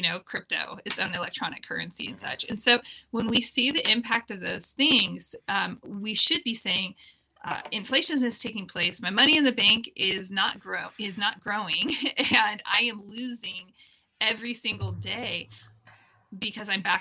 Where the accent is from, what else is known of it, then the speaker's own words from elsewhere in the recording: California outside Silicon Valley, United States; I grew up in California outside Silicon Valley